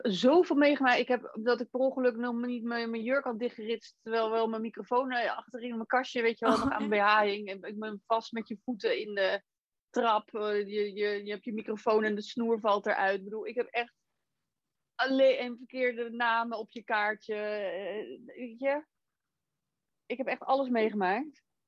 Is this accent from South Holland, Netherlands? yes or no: yes; Rotterdam, South Holland, Netherlands; moved away; Ik kom zelf oorspronkelijk ook uit Rotterdam